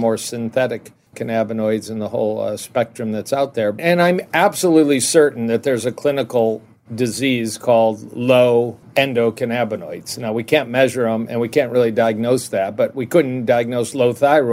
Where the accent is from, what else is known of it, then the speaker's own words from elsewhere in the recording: Detroit, Michigan, United States; also born or lived in Ann Arbor / Dallas / Kansas City; And I'm in Detroit, and I grew up in Detroit